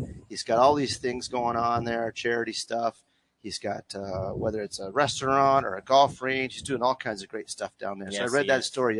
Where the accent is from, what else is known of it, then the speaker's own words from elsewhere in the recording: Canada; I was born in Canada.